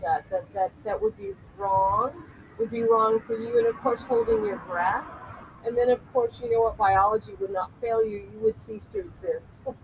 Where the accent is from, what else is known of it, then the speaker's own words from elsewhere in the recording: Culver City, California, United States; in Culver City, where again I was born and raised.